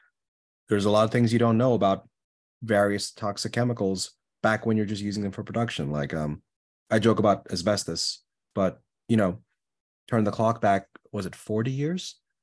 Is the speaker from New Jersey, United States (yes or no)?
yes; New Jersey, United States; We're saying this lovingly. I'm from New Jersey.